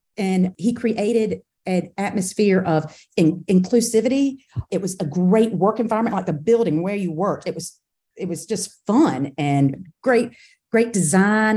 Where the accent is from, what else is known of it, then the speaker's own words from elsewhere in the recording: Camden, South Carolina, United States; also born or lived in Charleston, South Carolina / New York City / China; I am a South Carolina girl, born and bred in Camden, South Carolina, and went to college at Charleston.